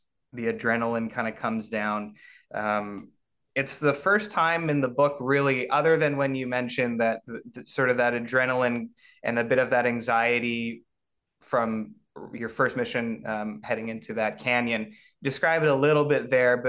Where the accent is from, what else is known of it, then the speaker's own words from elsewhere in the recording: Canada; I'm a Canadian